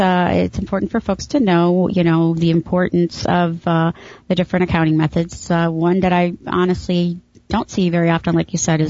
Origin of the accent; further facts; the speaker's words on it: Chicago, Illinois, United States; I grew up in Chicago